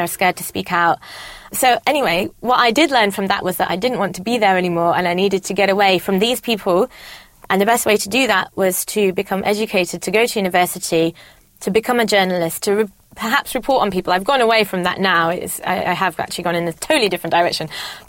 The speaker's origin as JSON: {"language": "English", "country": "India", "lives_now": "United Kingdom", "said": "But also being Indian, I'd quite like to help out with some I love children."}